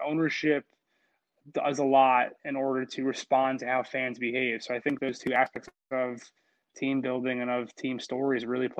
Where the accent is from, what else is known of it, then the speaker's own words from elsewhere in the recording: Philadelphia, Pennsylvania, United States; I mean, I'm from Philadelphia.